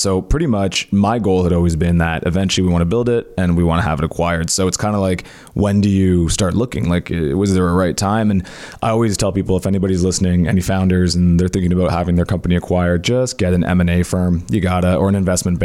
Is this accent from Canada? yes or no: yes; Cornwall, Ontario, Canada; we didn't have a lot of money growing up in Cornwall.